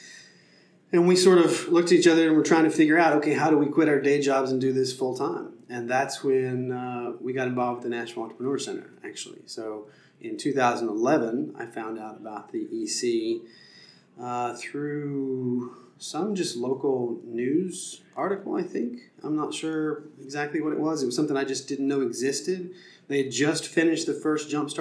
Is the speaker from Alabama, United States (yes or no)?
no; McMinnville, Tennessee, United States; also born or lived in Nashville, Tennessee; I grew up in Middle Tennessee near McMinnville